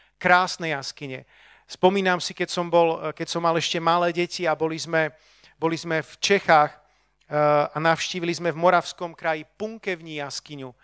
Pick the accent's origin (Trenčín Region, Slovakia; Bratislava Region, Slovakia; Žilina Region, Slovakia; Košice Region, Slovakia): Bratislava Region, Slovakia; Bratislava; ja som tu z Bratislavy